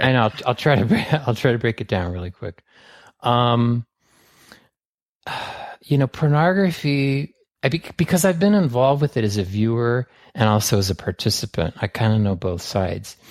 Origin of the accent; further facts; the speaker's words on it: San Francisco, California, United States; I was raised in San Francisco in the seventies